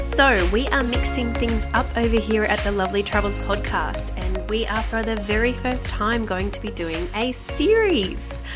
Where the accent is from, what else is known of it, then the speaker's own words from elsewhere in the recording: Australia; I'm an Australian citizen.